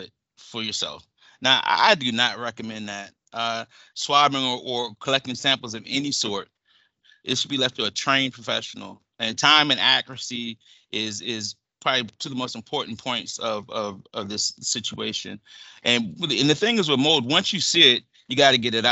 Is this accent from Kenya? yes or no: no; Zekiah Swamp, Southern Maryland, United States; I grew up on the Zakea Swamp in Southern Maryland.